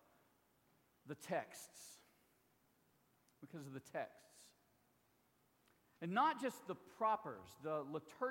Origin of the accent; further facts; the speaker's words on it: Mississippi, United States; my home state